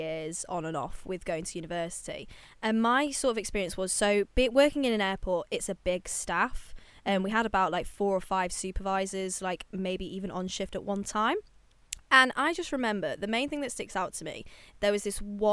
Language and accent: English; United Kingdom; I'm British